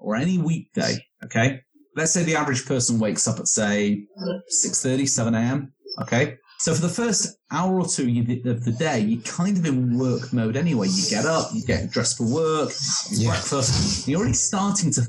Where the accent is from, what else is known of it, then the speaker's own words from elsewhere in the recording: Manchester, North West England, United Kingdom; now in Las Vegas, United States; I am originally from Manchester in England.